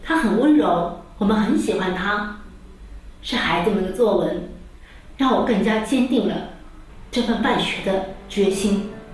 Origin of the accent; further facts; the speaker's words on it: China; moved away as an adult; now in Padua, Italy; 我们中国人